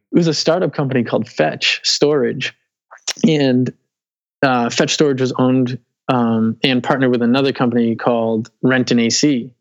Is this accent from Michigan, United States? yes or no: no; Weymouth, Massachusetts, United States; moved away as an adult; also born or lived in Dorchester, Boston; I grew up in Weymouth, which is South Shore. It's like okay. 10 15 minutes from Boston